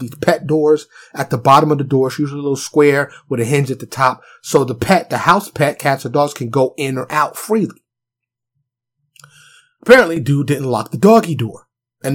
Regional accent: New York City, New York, United States; now in Texas, United States; I'm from New York City. Concrete jungle.

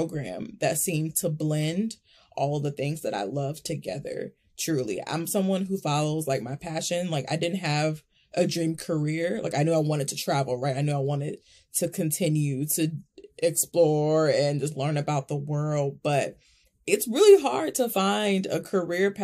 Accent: Milwaukee, Wisconsin, United States; I'm born and raised in Milwaukee, Wisconsin, Midwest girl through and through.

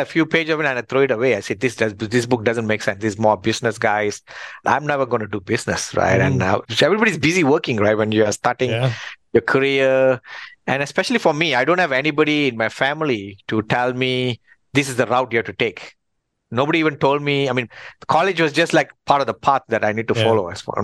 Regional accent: Malaysia; moved away as an adult; also born or lived in Australia; we are fourth generation Malaysia.

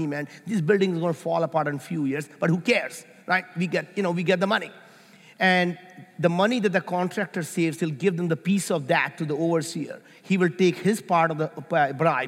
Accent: India; moved away; I grew up in India, and we were very, very poor

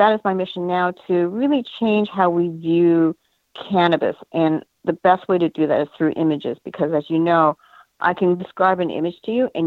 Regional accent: Canada; now in United States; Being Asian American but originally Canadian

